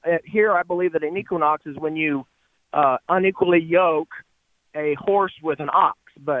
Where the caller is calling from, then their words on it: Garland, Texas, United States; Calling from Garland, Texas.